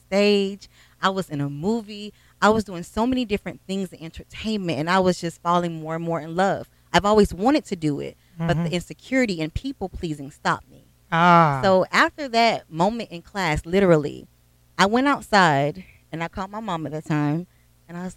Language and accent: English; Starke, Florida, United States; born or raised there